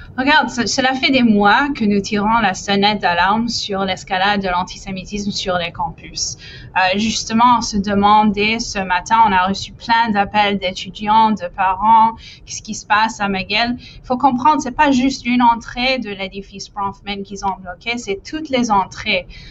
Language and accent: French; Quebec, Canada; en tant que Québécois